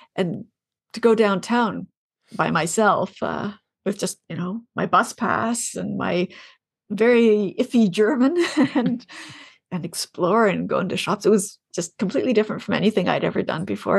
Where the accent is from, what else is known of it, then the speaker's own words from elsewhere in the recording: Ontario, Canada; I grew up in Ontario